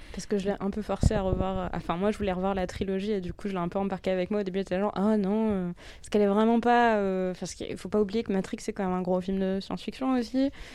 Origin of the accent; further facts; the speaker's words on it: France; chez nous en France